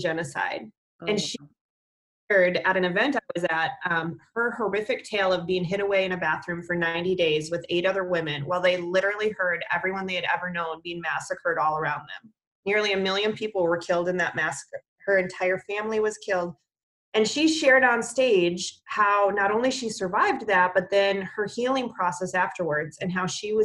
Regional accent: Minnesota, United States; I grew up in Minnesota

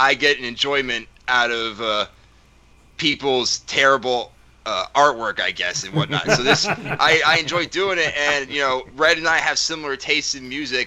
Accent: North Carolina, United States; I'm from North Carolina

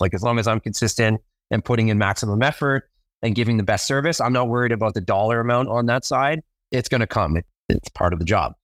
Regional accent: Ottawa, Ontario, Canada; born, basically born and bred in Ottawa, Ottawa, Canada

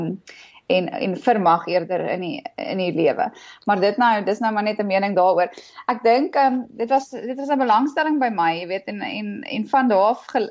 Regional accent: Johannesburg, Gauteng, South Africa; ek het in Johannesburg groot geword

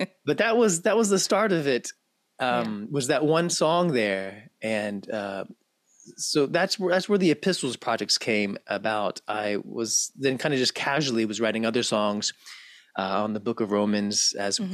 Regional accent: Memphis, Tennessee, United States; have born and raised in Memphis, Tennessee

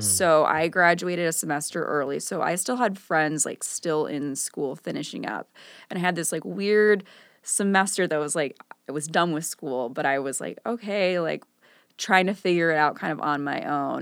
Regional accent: Northfield, Illinois, United States; Northfield is the, the where I grew up. It's, like, kinda near Kenilworth

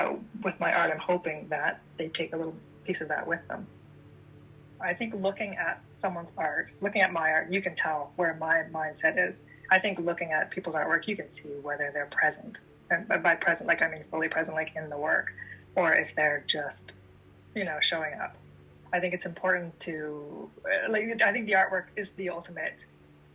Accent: Ontario, Canada; being from Ontario and being Canadian

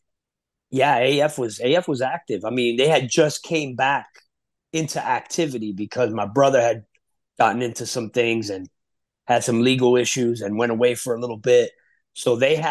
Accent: Florida, United States; moved away; also born or lived in Passaic, New Jersey / Union City, New Jersey / New York City; My family went to Florida when I was 5, 6 years old, and then I lived there for a bunch of years.

